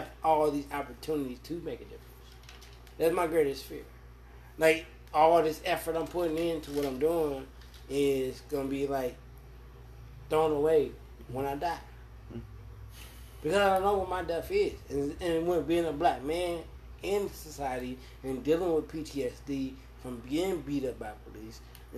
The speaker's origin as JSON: {"language": "English", "town": "Detroit", "region": "Michigan", "country": "United States", "said": "I'm from Michigan, Detroit, the worst side of Detroit. Cops don't come to my side of town"}